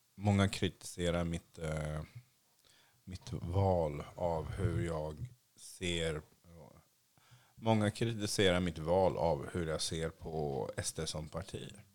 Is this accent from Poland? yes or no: no; Sweden; also born or lived in Asia; jag är ju svensk